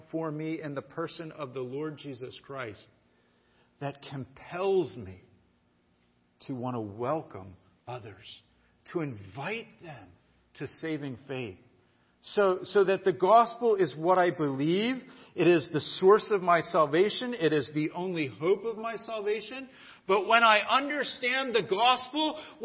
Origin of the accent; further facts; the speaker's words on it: United States; I love being American